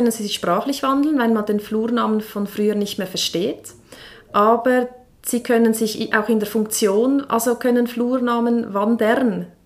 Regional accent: Engelberg, Obwalden, Switzerland; Ja, also ich bin ja ursprünglich aus Engelberg, ja.

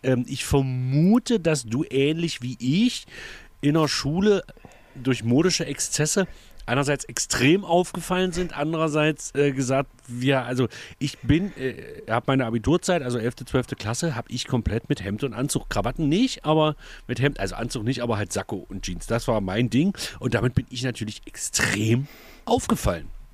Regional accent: the East, East Germany, Germany; also born or lived in Egeln

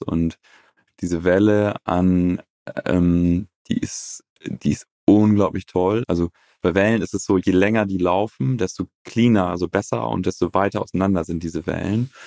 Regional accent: Northern Germany, Germany; Ich selber bin auf dem Bauernhof groß geworden in Norddeutschland

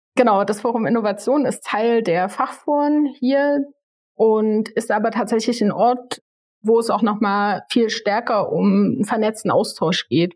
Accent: Leipziger Land, Saxony, Germany; Ich bin hier im Leipziger Land aufgewachsen

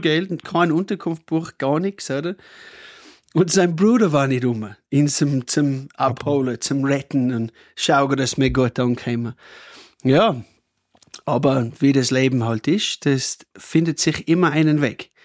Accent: Cooma, New South Wales, Australia; German is a second language; moved away as an adult; also born or lived in Austria; now in Pettneu am Arlberg, Austria; ich komme aus Australien, vielleicht hört man es eh. Also, aber oh, ich komme von einem Dorf, Kuma heißt es

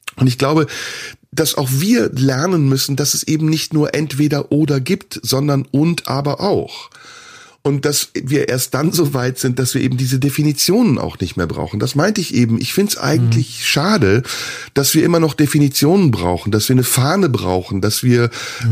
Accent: Turkey; now in Germany; ich bin in der Türkei geboren, aber ich lebe in Deutschland

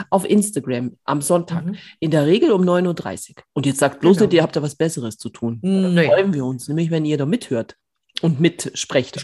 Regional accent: Bavaria, Germany; ich komme aus Bayern

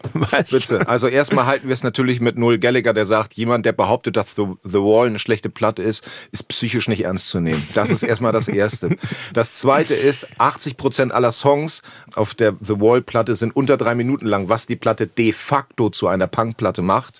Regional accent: Hemmoor, Lower Saxony, Germany; moved away; ich komme aus Hemmoor und da gab es ein Kino

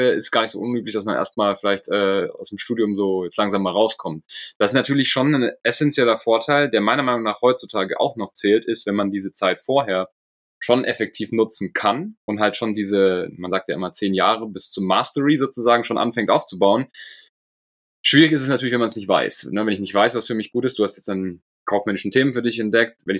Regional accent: Munich, Bavaria, Germany; also born or lived in United States; Ich bin in München aufgewachsen.

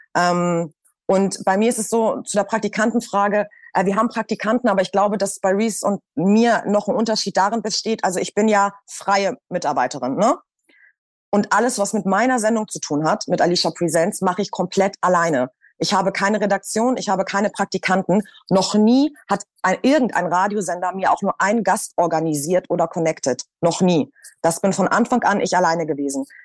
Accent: Hamburg, Germany; moved away as an adult; now in Berlin, Germany; ich bin ja aus Hamburg und bin dann 2018, glaube ich, nach Berlin

